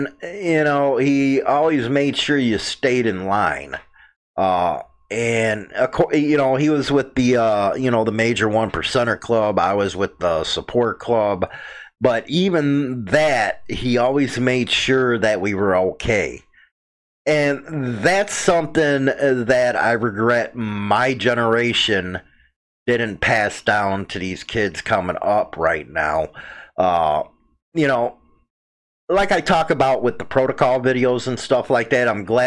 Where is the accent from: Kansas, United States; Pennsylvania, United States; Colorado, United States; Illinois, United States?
Illinois, United States; Chicago; I'm from Chicago